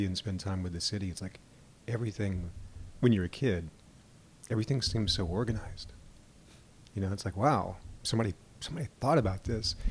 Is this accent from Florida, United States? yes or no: no; Louisiana, United States; My wife and I both grew up out in the country. She was from Ohio. I'm from Louisiana